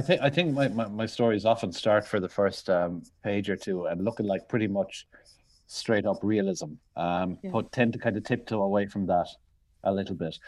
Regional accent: Limerick, Munster, Ireland; moved away; also born or lived in London; I grew up in Limerick in the early eighties

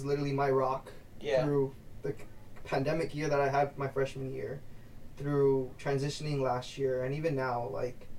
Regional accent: Los Angeles, California, United States; first language Spanish; English is a second language; moved away as an adult; I grew up in South Central

